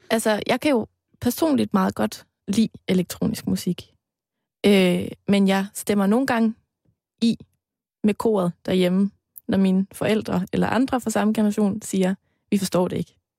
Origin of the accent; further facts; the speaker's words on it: Aarhus, Central Denmark Region, Denmark; moved away; dengang jeg boede hjemme i Aarhus